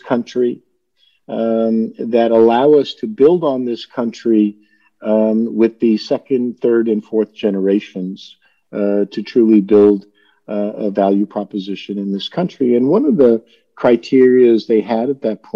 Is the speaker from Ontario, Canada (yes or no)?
yes; Toronto, Ontario, Canada; moved away as an adult; also born or lived in Karachi, Pakistan / New York; now in United States; When I was 10 years old, my family left Pakistan and moved to Toronto, Canada. I grew up in Toronto and stayed there until I was in my mid-20s